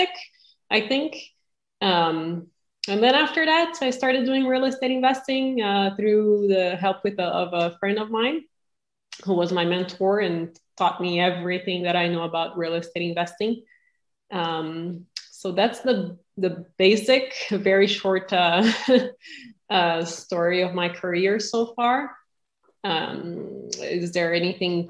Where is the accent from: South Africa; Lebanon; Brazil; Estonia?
Brazil; moved away as an adult; now in United States; I'm originally from Brazil and was blessed enough to come to the U.S. when I was 18, 20 years ago